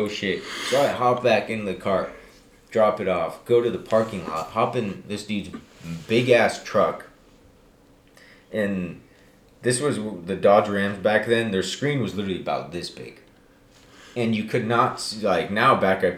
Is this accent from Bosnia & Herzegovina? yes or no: yes; Bosnia & Herzegovina; moved away; I come from Bosnia